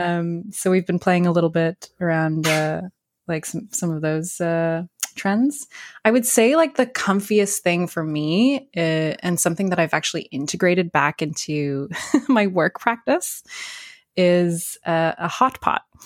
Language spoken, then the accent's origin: English; New Brunswick, Canada; I grew up in New Brunswick